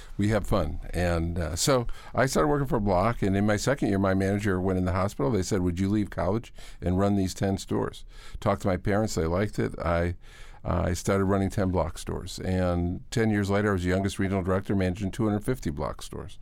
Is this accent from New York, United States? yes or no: yes; Hamburg, New York, United States; moved away; also born or lived in Virginia Beach, Virginia; I was going to the University of Buffalo. I grew up in Hamburg.